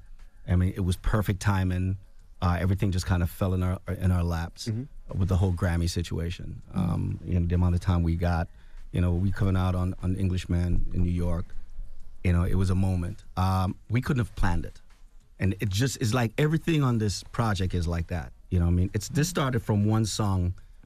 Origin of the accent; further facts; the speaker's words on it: Rae Town, Kingston, Jamaica; now in United States; I'm from the hood. I'm from Raytown. I've lived in a tenement job my whole life, you know, until I came to the States.